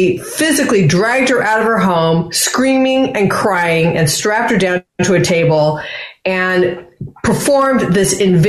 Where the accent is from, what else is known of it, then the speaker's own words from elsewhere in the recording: Los Angeles, California, United States; also born or lived in San Francisco Bay Area; growing up in Los Angeles